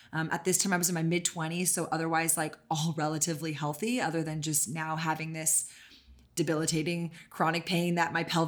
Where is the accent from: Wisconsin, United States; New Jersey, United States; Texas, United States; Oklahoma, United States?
Texas, United States; I am born and raised in Texas.